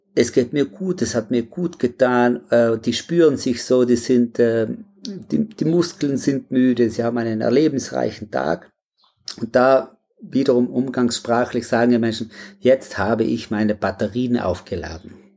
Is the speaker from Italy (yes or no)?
yes; South Tyrol, Trentino-Alto Adige, Italy; Ja, ich komme aus Südtirol, da lebe ich auch und so direkt am Alpenhauptkamm im äh, Pflerstahl